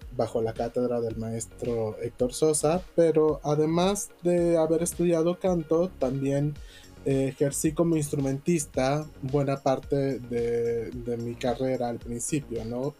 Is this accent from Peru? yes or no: no; Yucatán, Mexico; moved away as an adult; also born or lived in Mexico City; son mis raíces porque yo nací en Yucatán, porque amo mi tierra